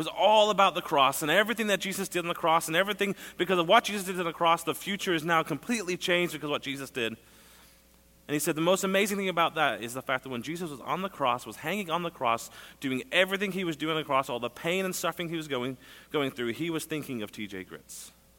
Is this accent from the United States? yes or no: no; England, United Kingdom; moved away as an adult; As Pastor said, I grew up in England from when I was a year and a half until I was 20. So I love fish and chips.